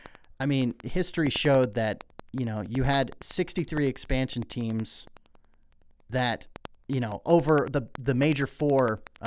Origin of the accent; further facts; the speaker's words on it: Colorado, United States; now in Idaho, United States; I grew up in Colorado.